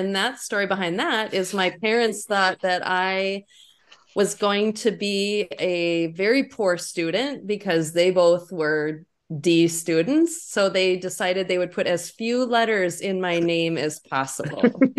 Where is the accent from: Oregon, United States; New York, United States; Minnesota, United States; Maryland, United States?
Minnesota, United States; Sauk Rapids; My hometown is Sauk Rapids, which is a little bit bigger than Hitterdal.